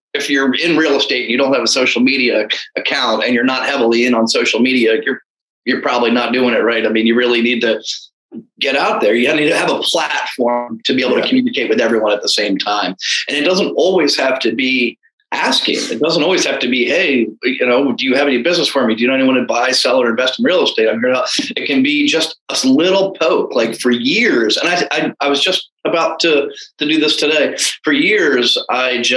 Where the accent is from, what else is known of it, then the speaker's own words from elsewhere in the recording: Anne Arundel County, Maryland, United States; moved away as an adult; also born or lived in Texas; I was born and raised in Anne Arundel County